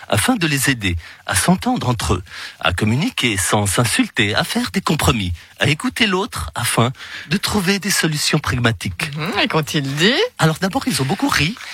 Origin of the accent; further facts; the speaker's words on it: Valais, Switzerland; Moi, je suis valaisan.